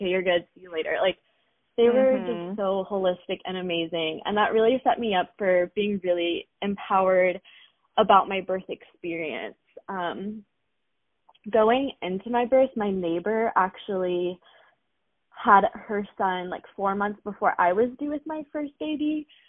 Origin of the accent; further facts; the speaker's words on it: Seattle, Washington, United States; because we came from Seattle, Washington. It's like the most populated area